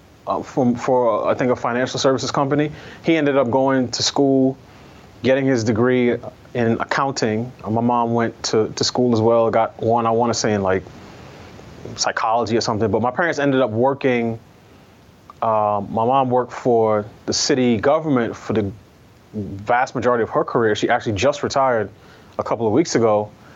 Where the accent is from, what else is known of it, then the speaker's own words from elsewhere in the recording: New York, United States; also born or lived in Barbados / Queens; my parents came back to the States, and I was raised entirely in New York